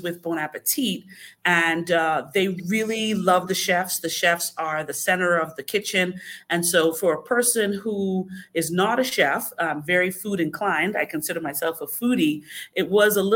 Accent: Bahamas; moved away; I am originally from the Bahamas

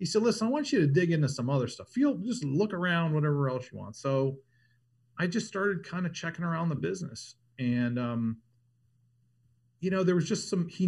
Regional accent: Ohio, United States; moved away as an adult; also born or lived in Denver / Boulder / Los Angeles; now in Southern California, United States; I grew up in Ohio

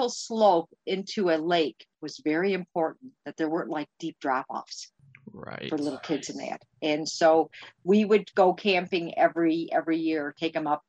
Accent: Western New York, United States; moved away as an adult; now in Minnesota, United States; We're from New York and Western New York, not the city

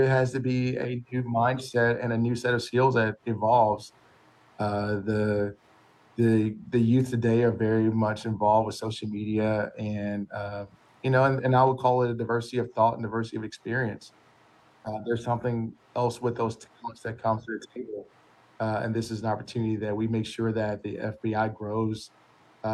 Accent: Alabama, United States; moved away; I was originally from Alabama

